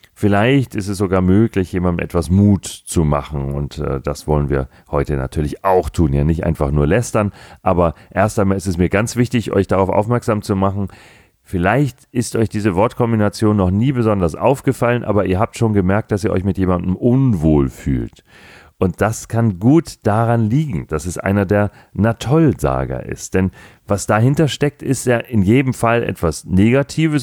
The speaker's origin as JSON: {"language": "German", "region": "Hamburg", "country": "Germany", "tie": "born or raised there", "said": "ich bin gebürtiger Hamburger, habe meinen Großteil meines bisherigen Lebens in Hamburg verbracht"}